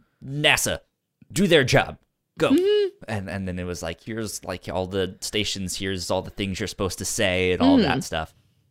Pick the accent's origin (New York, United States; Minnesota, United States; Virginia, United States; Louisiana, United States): Virginia, United States; So I grew up in Northern Virginia.